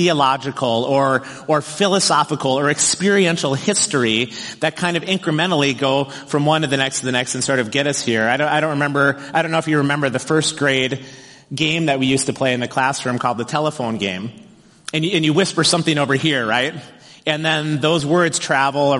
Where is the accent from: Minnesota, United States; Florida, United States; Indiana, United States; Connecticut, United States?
Minnesota, United States; Wayzata; I grew up in Wayzata